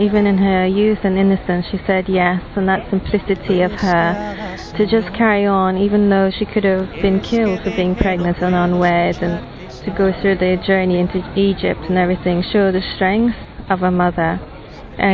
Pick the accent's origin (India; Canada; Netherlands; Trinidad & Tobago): Trinidad & Tobago; moved away as an adult; now in England, United Kingdom; I'm originally from Trinidad and Tobago, and I am 35. For me, Mary is my mother because I left Trinidad when I was 18 to come to England to study.